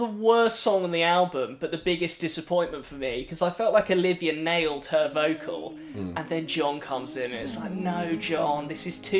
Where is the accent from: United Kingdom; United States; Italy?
United Kingdom; England; We're English